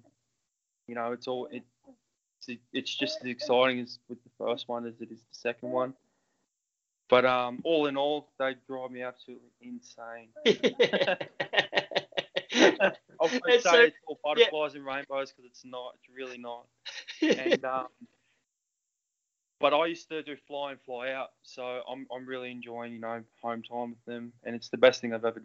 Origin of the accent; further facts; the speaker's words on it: Queensland, Australia; moved away as an adult; now in Mount Macedon, Australia; I've played rugby my whole life because, like I said, I was from Queensland.